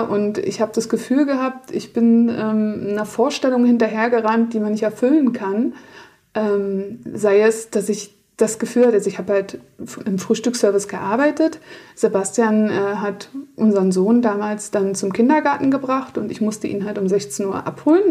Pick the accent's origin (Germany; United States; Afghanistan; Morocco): Germany; Berlin; moved away as an adult; in meine Heimat nach Berlin